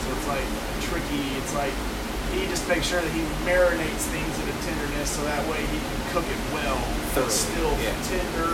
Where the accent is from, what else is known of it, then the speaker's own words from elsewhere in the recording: Alabama, United States; I'm out from Alabama